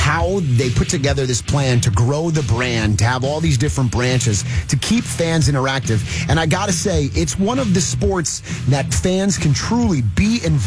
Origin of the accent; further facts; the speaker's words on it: Edison, New Jersey, United States; now in Illinois, United States; I'm born and bred in Jersey, ended up in Illinois